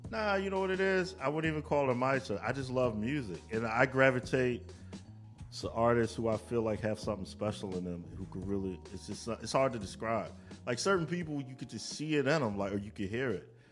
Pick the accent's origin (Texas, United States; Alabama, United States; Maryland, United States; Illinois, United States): Maryland, United States; I'm a dude from Maryland who got an A and R job